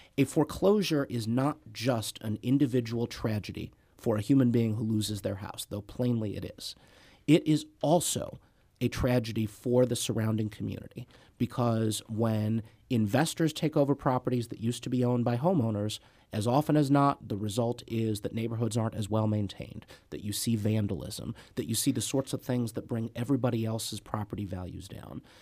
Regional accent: Clayton, Missouri, United States; I grew up in Saint Louis County, born and bred

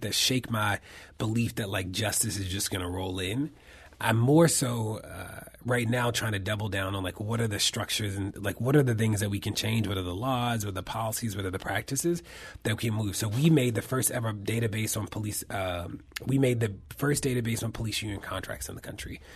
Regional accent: Baltimore, Maryland, United States; my hometown of Baltimore

